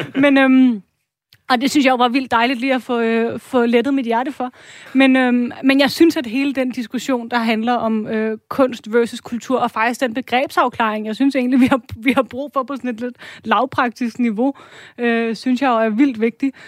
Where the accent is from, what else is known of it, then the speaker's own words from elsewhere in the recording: Denmark; som dansker